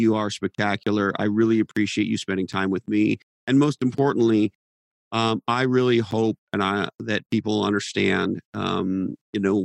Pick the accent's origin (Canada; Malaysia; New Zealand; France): Canada; Montreal, Quebec; I grew up in Montreal, Canada, and we're famous for our hockey team, the Montreal Canadiens.